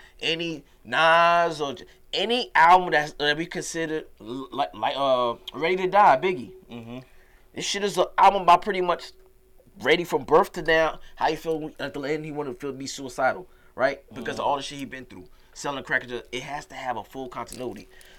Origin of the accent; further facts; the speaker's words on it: New York, United States; I'm from New York.